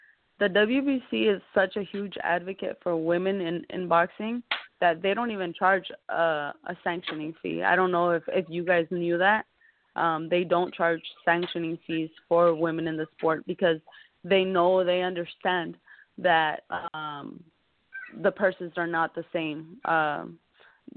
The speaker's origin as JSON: {"language": "English", "region": "Sonora", "country": "Mexico", "tie": "born or raised there", "said": "I was brought up in Mexico"}